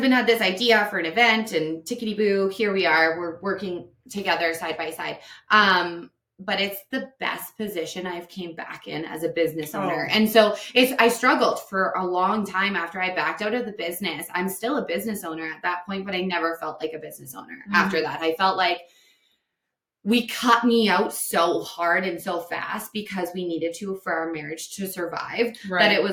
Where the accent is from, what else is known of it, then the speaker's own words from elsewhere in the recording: Delburne, Alberta, Canada; also born or lived in Red Deer; growing up in Delburn